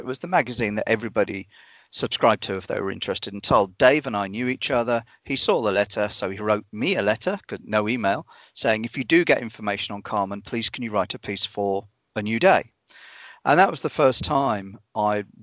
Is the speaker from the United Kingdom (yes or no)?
yes; United Kingdom; moved away as an adult; now in New Zealand; The UK is not the country anymore that I grew up in.